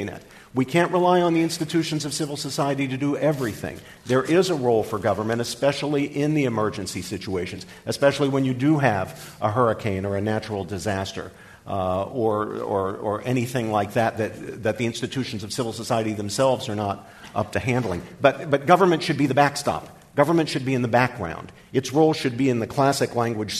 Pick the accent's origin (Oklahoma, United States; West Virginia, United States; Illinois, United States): West Virginia, United States; my home state, to West Virginia, where I grew up